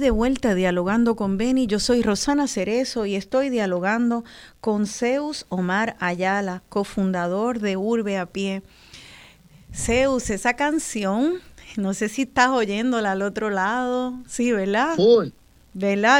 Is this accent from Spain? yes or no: no; Puerto Rico; como boricua